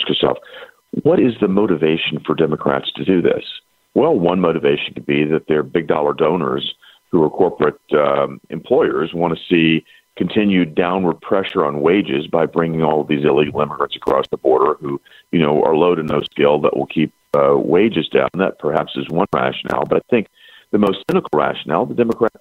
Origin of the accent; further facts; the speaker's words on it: Tennessee, United States; right here in Tennessee, which is my home state